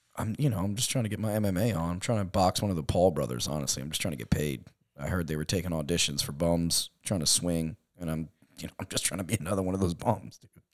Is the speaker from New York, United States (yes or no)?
yes; New York, United States; moved away as an adult; also born or lived in California; we're from New York